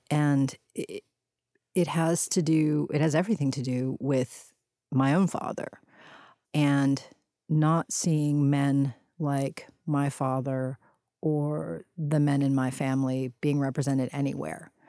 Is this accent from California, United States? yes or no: no; Houston, Texas, United States; My brother and I initially grew up in what we would have called a barrio